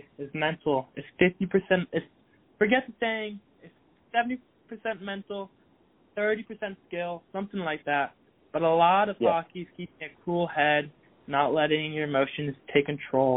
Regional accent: Massachusetts, United States; also born or lived in the South (US); now in Georgia, United States; I lived there for 9 years. I moved around Massachusetts three different times

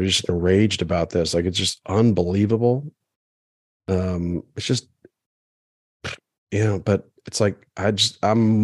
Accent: Maryland, United States; I grew up in Maryland, but I was Episcopalian

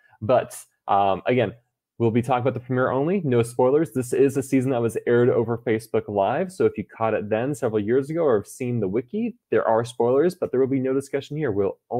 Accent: Texas, United States; I came from Texas.

